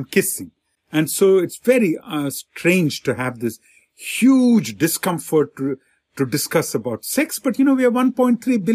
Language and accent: English; India; I grew up in India in a, you know, middle class family